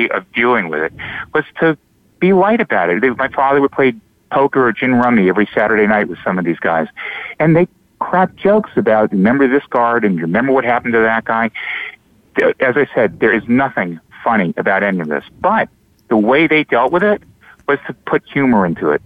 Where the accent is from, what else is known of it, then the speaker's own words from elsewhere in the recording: South Shore of Long Island, New York, United States; I grew up in the South Shore of Long Island in a town that happened to be populated by a lot of survivors.